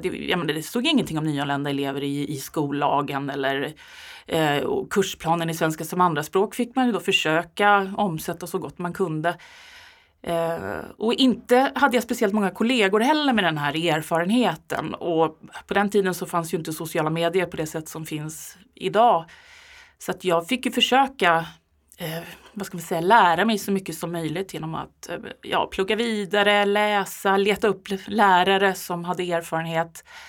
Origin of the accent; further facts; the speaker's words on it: Sweden; som svensk eh, medelålders